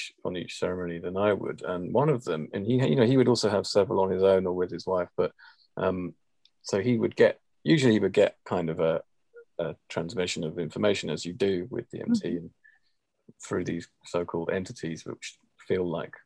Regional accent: England, United Kingdom; being English

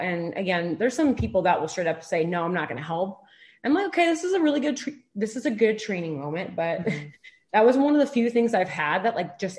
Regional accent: Detroit, Michigan, United States; moved away as an adult; now in Arizona, United States; I'm originally from Detroit, Michigan. I moved out to Arizona to go to graduate school at ASU.

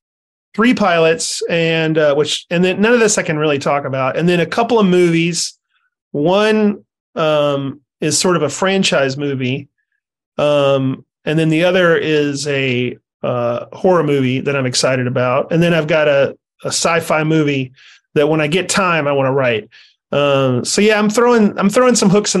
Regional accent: North Carolina, United States; I'm from North Carolina, so I'm partial to North Carolina barbecue

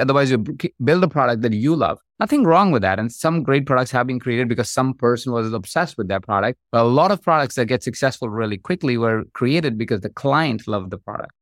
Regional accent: India; moved away; I grew up in India. That's where I, I'm from.

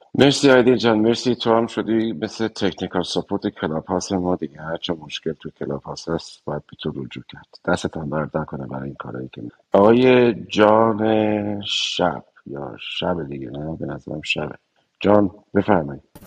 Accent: Iran; moved away; هممون به عنوان یک ایرانی

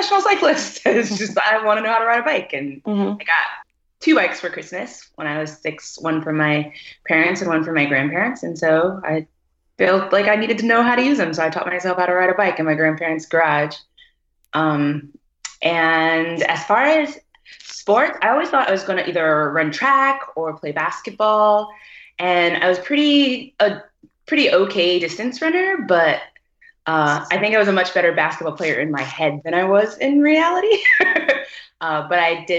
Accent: Atlanta, Georgia, United States; I'm just African American. That whole slavery thing. So Atlanta.

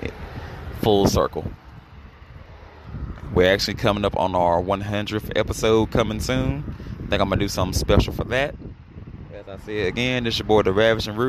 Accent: North Carolina, United States; I'm from North Carolina

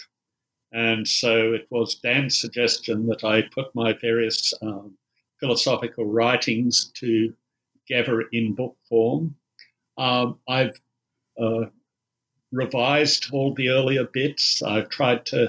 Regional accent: Australia; accent: Australian; I'm an Australian, you might tell from the accent.

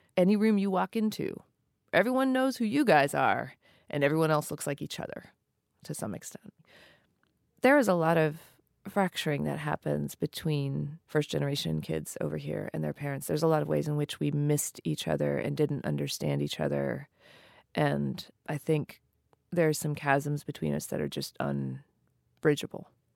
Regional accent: New Mexico, United States; I grew up East Indian in New Mexico

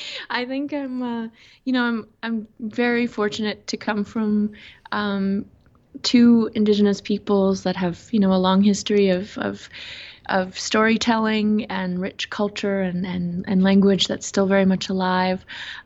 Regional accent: Alberta, Canada; I'm Blackfoot from the Kainai First Nation, or Kainai. It's part of the Blackfoot Confederacy. There's four Blackfoot nations within the Blackfoot Confederacy, and mine is located just north of the Montana border in what's known as Southern Alberta, Canada.

